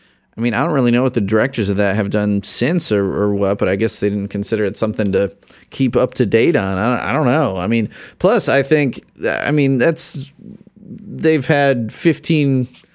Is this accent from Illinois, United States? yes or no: yes; Chicago, Illinois, United States; I grew up in Chicago